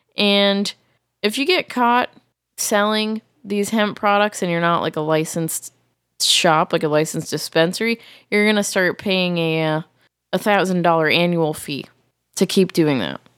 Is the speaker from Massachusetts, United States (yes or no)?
yes; Massachusetts, United States; moved away; I grew up in Massachusetts where fireworks are very much illegal.